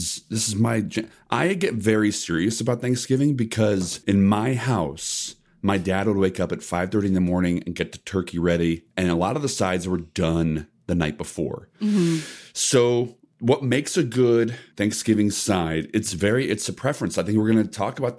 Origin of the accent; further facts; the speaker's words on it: Midwest, United States; I grew up in the Midwest